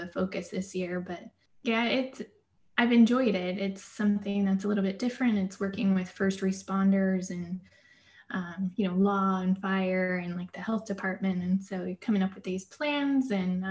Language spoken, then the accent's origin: English; Seattle area, Washington, United States; moved away as an adult; help my hometown, because I moved back where I grew up